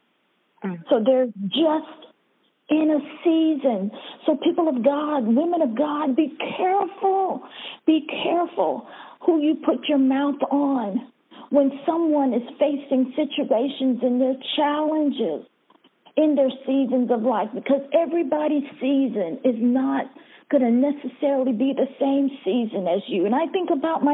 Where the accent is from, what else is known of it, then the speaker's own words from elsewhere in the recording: Bahamas; moved away; I was born in Bahamas